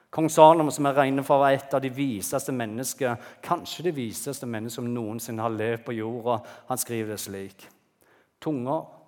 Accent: Bryne, Rogaland, Norway; also born or lived in Bergen; jeg er født i Bergen, Gikk på barneskolen på Bryne.

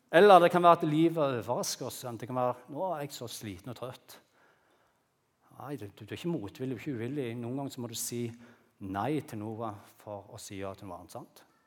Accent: Bryne, Rogaland, Norway; hjemme på Bryne

